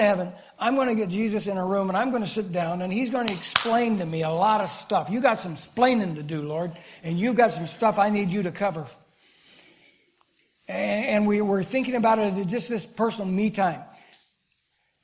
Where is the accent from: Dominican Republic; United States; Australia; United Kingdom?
United States; Kiamichi Mountains, southeast Oklahoma; Growing up in the Kamishis, little kid down in southeast Oklahoma